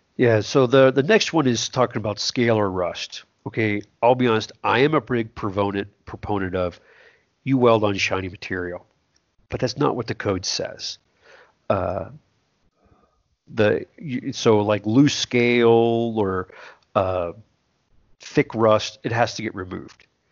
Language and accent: English; South Texas, United States; I grew up in South Texas